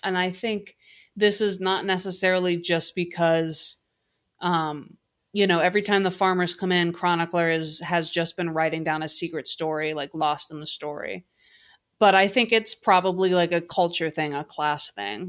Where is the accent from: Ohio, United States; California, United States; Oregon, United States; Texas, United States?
Ohio, United States; Cincinnati; my hometown Cincinnati Bengals